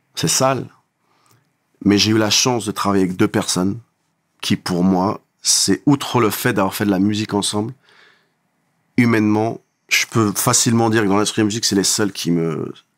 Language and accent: French; Creil, Hauts-de-France, France; je viens de Creil